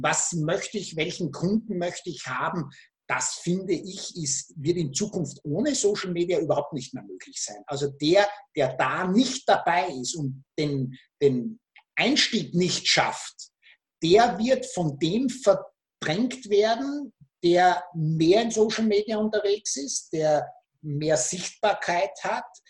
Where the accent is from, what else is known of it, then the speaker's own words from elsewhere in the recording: Austria; Österreich, mein Heimatland